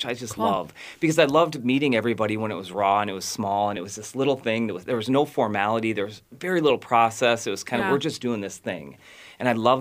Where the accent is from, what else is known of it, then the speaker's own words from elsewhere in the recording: Maple Plain, Minnesota, United States; also born or lived in Burnsville, Minnesota; I grew up in the western suburbs in Maple Plain, but my family and I have been in Burnsville and in the South Metro for the last 25 years